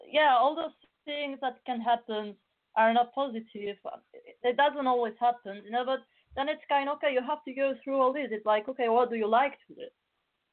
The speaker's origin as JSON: {"language": "English", "town": "Barcelona", "region": "Catalonia", "country": "Spain", "tie": "born or raised there", "moved": "yes", "said": "I come from Spain"}